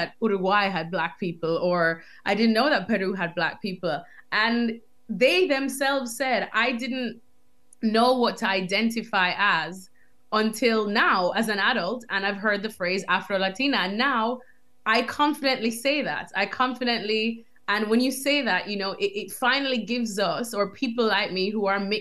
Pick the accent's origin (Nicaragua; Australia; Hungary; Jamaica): Jamaica; moved away as an adult; also born or lived in United States; now in London, United Kingdom; growing up in Jamaica